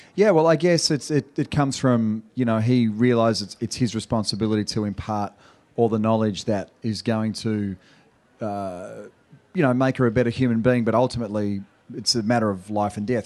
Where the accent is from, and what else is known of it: Australia; accent: Australian